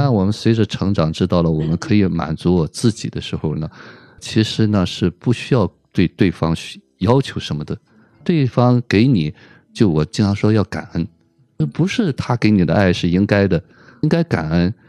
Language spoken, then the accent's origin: Chinese; China; 我们中国人